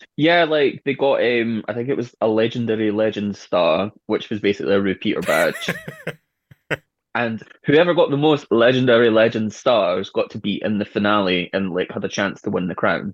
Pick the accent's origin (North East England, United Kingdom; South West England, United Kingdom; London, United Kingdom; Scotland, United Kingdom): Scotland, United Kingdom; Edinburgh; I'm from Edinburgh